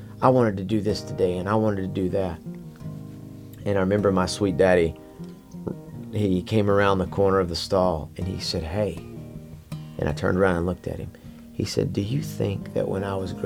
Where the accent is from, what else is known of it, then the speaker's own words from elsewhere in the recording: Amarillo, Texas, United States; I grew up in Amarillo, Texas.